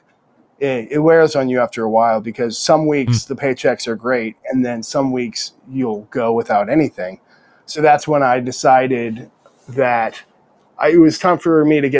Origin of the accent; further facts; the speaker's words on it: New Hampshire, United States; moved away as an adult; also born or lived in Bangor, Maine; now in Austin, United States; I grew up in New Hampshire, born and raised.